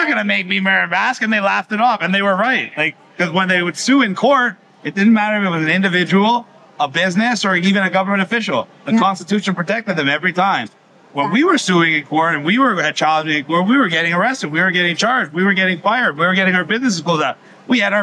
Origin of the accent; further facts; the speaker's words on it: Canada; I come from Canada